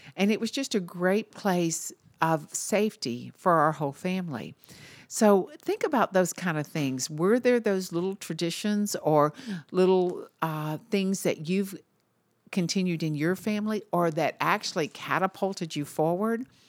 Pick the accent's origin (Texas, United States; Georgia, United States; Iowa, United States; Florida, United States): Georgia, United States; Marietta; also born or lived in Chattanooga, Tennessee; I always tell everyone I'm from Atlanta, but actually I was born in Chattanooga. I only lived there for a few months, and my dad landed a job at Lockheed. So we moved to Marietta, Georgia, which is a suburb of Atlanta.